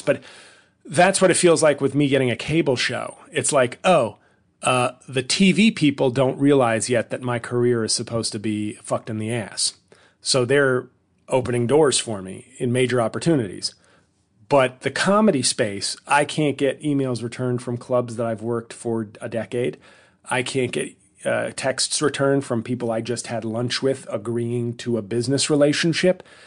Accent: New York City, New York, United States; moved away as an adult; now in New Jersey, United States; in New York City, my hometown

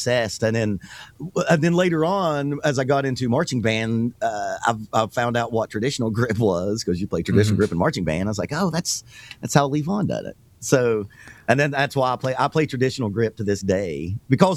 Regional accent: the South, United States; I'm a drummer and I'm from the South

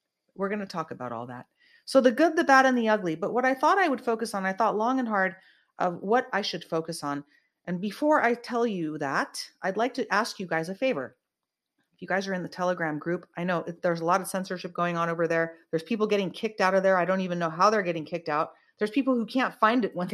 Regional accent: Bay Area, Northern California, United States; moved away as an adult; now in Los Angeles, United States; I grew up in the Bay Area

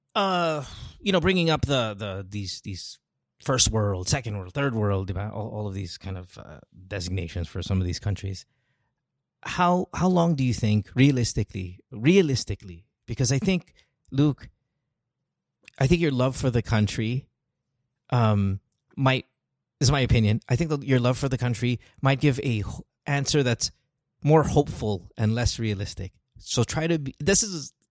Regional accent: Central Luzon, Philippines; moved away as an adult; now in United States; I grew up in Bulacan

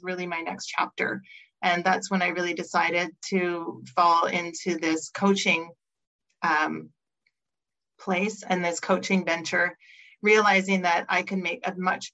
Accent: Montreal, Quebec, Canada; moved away as an adult; now in Vancouver, Canada; I grew up in Montreal, moved across the country to Vancouver

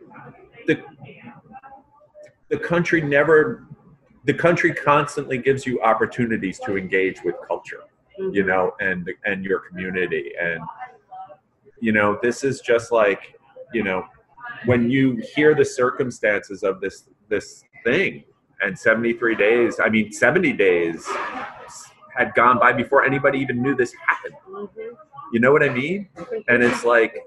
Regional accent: New York City, New York, United States; now in Georgia, United States; Misham and I are both from New York City, right? So we're Yankees, and we're damn Yankees by Georgia standards

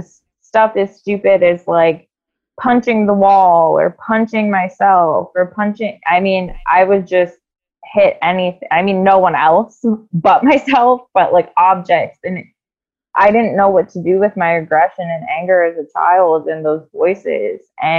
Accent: south of Canton, Ohio, United States; I live in a little bit south of Canton in Ohio. So a little bit south of Akron as well.

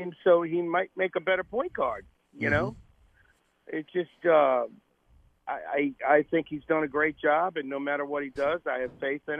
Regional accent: New Orleans, Louisiana, United States; I mean, can you imagine what that's like for a kid growing up in New Orleans?

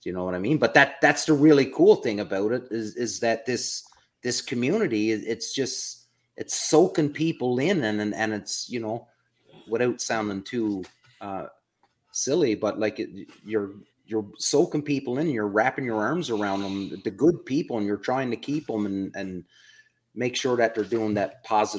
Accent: Prince Edward Island, Canada; know where I'm from, the province I'm from, it's an island off the east coast of Canada. So, you know, my hometown is 300 people max.

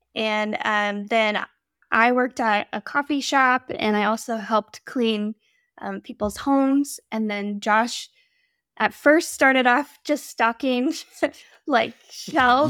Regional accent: Midwest, United States; moved away as an adult; also born or lived in Pacific Northwest; We're from the Midwest

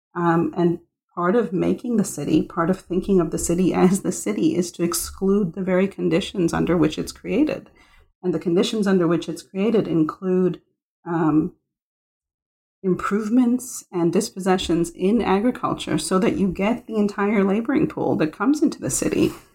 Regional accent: Mumbai, Maharashtra, India; I was born in Bombay

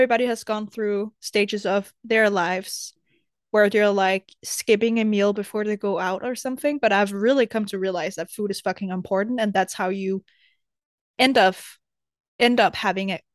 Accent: Denmark; also born or lived in America; I was ready to leave Denmark to move to America

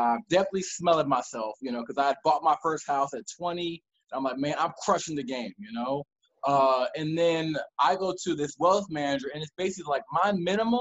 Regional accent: Maryland, United States; also born or lived in North Carolina; I was born and raised in Maryland

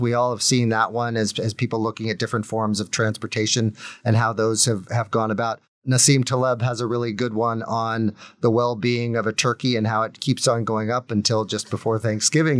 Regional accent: United States; as an American

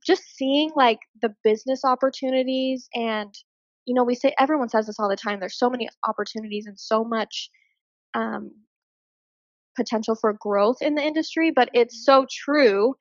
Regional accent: Hurricane, Utah, United States; I also had opened up my own clothing boutique store in my hometown, which is Hurricane, Utah.

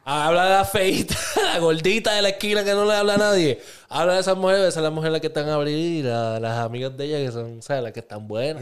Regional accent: Puerto Rico; moved away; also born or lived in Lawton, Oklahoma

